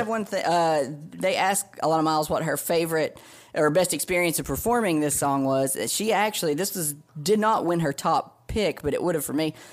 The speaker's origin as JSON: {"language": "English", "town": "Athens", "region": "Tennessee", "country": "United States", "lives_now": "Hendersonville, United States", "said": "I'm from Athens, Tennessee, but I live in Hendersonville, Tennessee."}